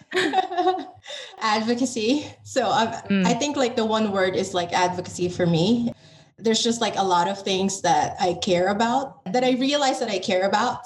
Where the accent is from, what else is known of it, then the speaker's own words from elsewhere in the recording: Philippines; moved away as an adult; now in United States; I identify as Filipino American because I am a Filipino born in the Philippines